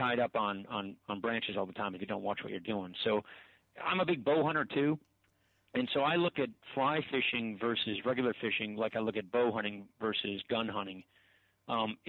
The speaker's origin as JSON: {"language": "English", "town": "Janesville", "region": "Wisconsin", "country": "United States", "tie": "born or raised there", "moved": "as an adult", "said": "I grew up hunting. It's a big deal in Wisconsin"}